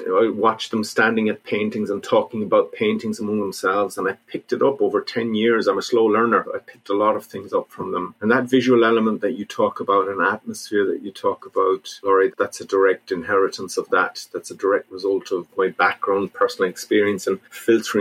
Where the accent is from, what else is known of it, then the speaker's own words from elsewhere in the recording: North Mayo, Connacht, Ireland; also born or lived in London; we used to come home in the summer to visit my mum's place in North Mayo